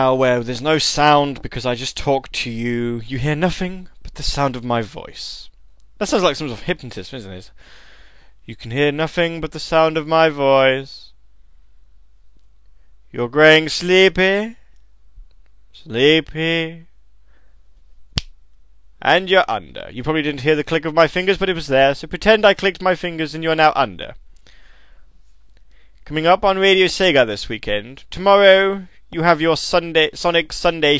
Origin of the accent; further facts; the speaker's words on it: United Kingdom; I'm British